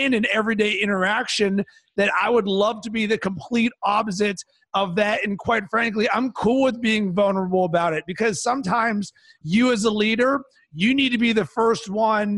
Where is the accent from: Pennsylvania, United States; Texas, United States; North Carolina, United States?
Pennsylvania, United States; Pittsburgh; when I was growing up in Pittsburgh, Pennsylvania